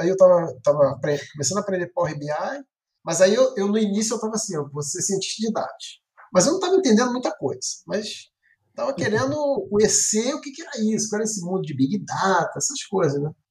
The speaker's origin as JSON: {"language": "Portuguese", "area": "Baixada Fluminense", "region": "Rio de Janeiro", "country": "Brazil", "said": "sou do Rio de Janeiro, da Baixada, de né? cidade de Lopes."}